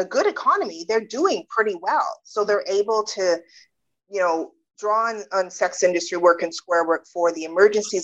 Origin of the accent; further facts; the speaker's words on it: Canada; also born or lived in United Kingdom; I was born in the UK, but I grew up in Canada